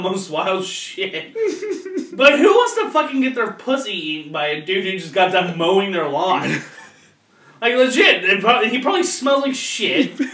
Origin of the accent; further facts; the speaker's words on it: Florence, Kentucky, United States; I grew up in Florence, fucking Kentucky